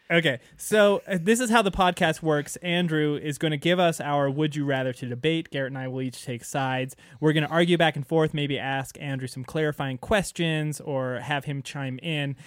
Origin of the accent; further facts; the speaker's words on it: Canada; now in United States; being a Canadian living in the United States